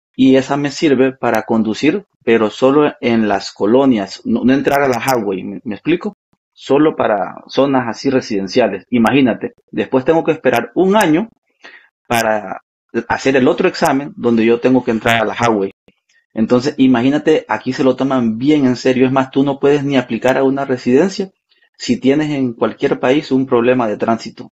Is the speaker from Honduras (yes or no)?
yes; Honduras; moved away as an adult; now in Canada; yo soy orgullosamente de Honduras, Centroamérica